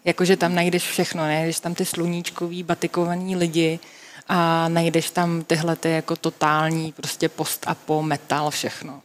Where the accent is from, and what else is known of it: Czechia